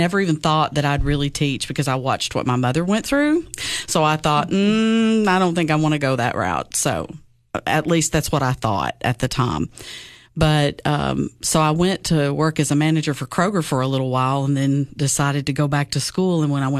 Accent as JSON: {"language": "English", "town": "Baxter", "region": "Tennessee", "country": "United States", "tie": "born or raised there", "said": "I grew up in Baxter, Tennessee. I graduated from Upperman High School."}